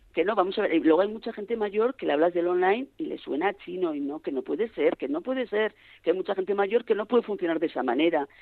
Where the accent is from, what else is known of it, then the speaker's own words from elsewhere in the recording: Pamplona, Navarre, Spain; como buena navarra que soy y buena de Pamplona